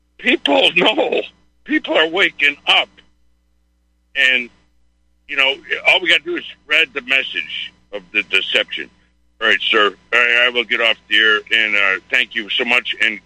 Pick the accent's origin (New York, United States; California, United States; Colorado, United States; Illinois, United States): Illinois, United States; Chicago; I'm from Chicago. I was 30 years fireman there